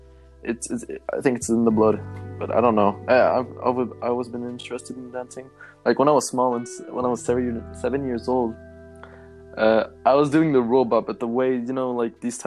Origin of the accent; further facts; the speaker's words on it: Switzerland; I have two brothers, and I come from Switzerland